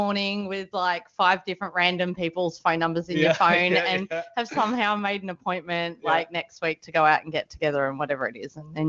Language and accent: English; Melbourne, Victoria, Australia; I'm a Melbourneite.